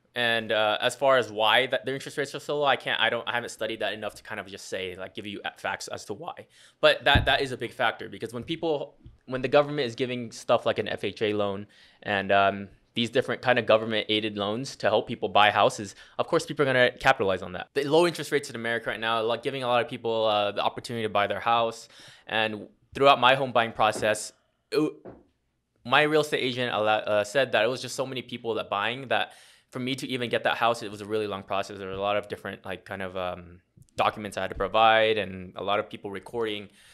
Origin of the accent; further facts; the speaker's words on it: Las Vegas, Nevada, United States; I was born and raised here in Vegas